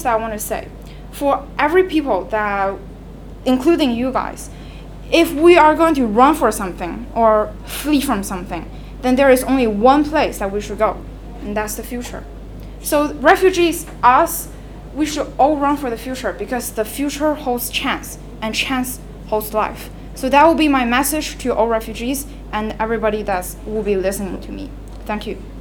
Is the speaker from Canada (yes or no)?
no; China; moved away; I left China against my will because it's no longer a suitable for place for people to live